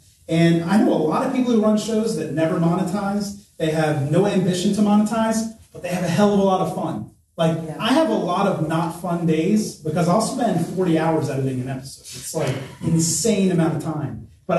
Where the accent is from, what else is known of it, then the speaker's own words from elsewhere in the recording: Scotland, United Kingdom; accent: Scottish; I mean, maybe you heard my Scottish accent too.